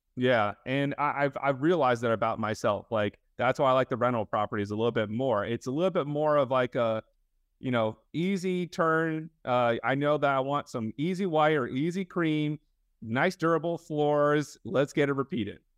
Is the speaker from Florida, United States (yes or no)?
yes; Fort Lauderdale, Florida, United States; I grew up in Fort Lauderdale, uh, for a majority of my life